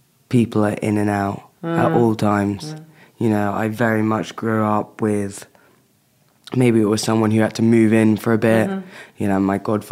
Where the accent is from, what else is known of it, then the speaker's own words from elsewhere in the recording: London, United Kingdom; growing up in London